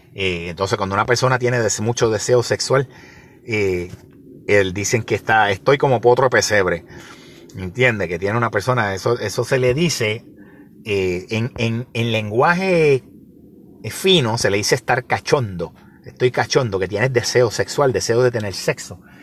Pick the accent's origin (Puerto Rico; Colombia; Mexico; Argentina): Puerto Rico; Ciales; En el barrio mío, en la barriada donde yo me crié en Ciales